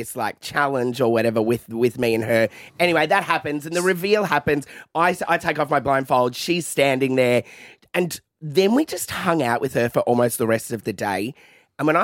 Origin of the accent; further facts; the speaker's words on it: Melbourne, Victoria, Australia; We're two bogans from Mill Park